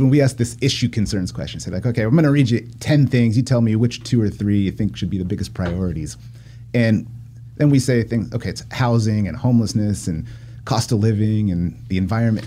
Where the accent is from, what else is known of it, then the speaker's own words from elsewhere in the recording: Poway, California, United States; also born or lived in Encinitas, California; I lived there as a little kid, and then we moved, and then I moved back